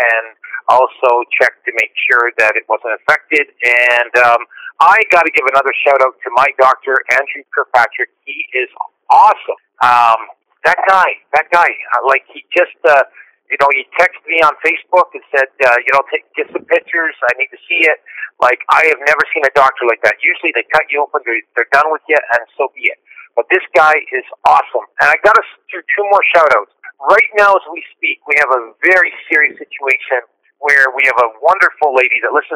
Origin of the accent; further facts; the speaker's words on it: Woodstock, Ontario, Canada; I'm sitting in Woodstock, Ontario, my hometown